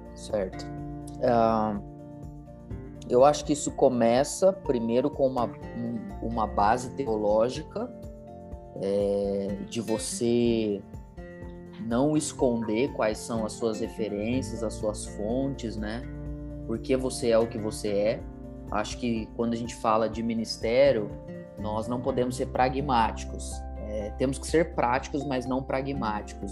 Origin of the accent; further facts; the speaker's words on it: Ribeirão Preto, São Paulo, Brazil; sou natural de Ribeirão Preto, nascido, criado aqui